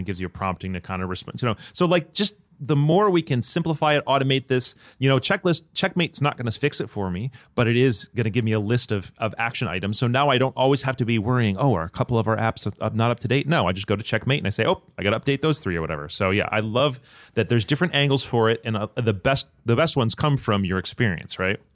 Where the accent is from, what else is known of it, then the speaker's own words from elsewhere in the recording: United States; as an American